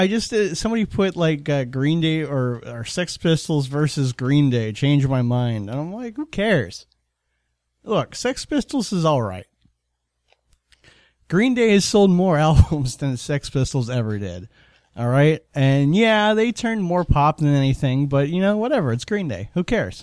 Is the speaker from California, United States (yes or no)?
no; Florida, United States; we're from Florida